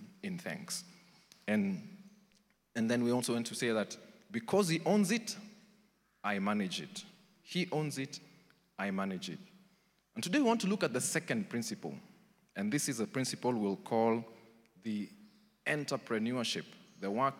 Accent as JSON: {"language": "English", "region": "Nairobi", "country": "Kenya", "tie": "born or raised there", "said": "I grew up in Eastlands, Umoja"}